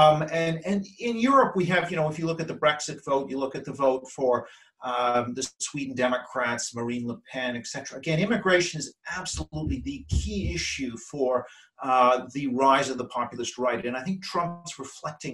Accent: Canada; moved away as an adult; now in London, United Kingdom; since I'm Canadian

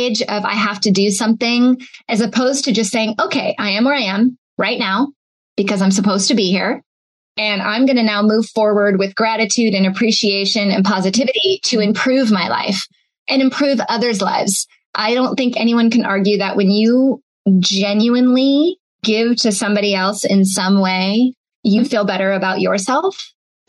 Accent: Seattle, Washington, United States; I grew up in Seattle.

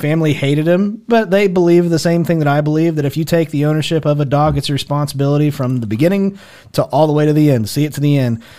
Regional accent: Kansas, United States; we grew up in Kansas. A lot of my friends were rednecks.

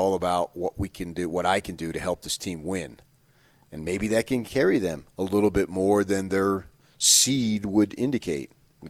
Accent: New Jersey, United States; born or raised there

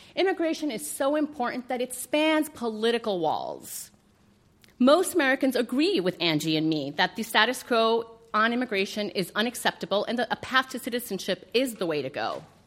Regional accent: Colombia; now in United States; I'm an immigrant from Colombia, a proud naturalized U.S. citizen

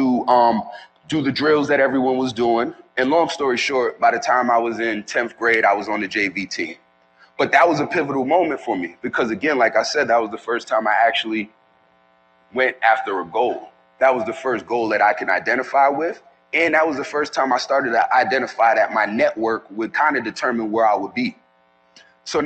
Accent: New York City, New York, United States; I'm originally from New York City, from the Bronx

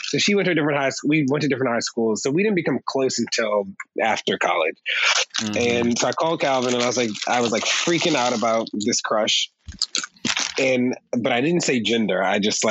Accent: Baltimore, Maryland, United States; we grew up in Baltimore

